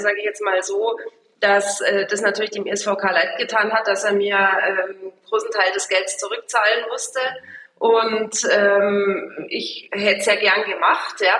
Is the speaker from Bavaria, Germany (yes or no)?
yes; Munich, Bavaria, Germany; ich bin halt, äh, aus München und hab die Firma da oder Grünwald